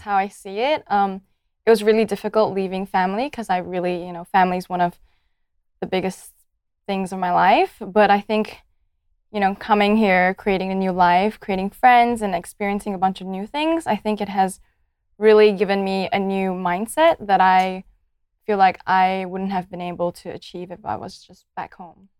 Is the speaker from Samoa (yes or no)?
no; Malaysia; moved away as an adult; now in Adelaide, Australia; I'm from Malaysia. I'm ethnically Chinese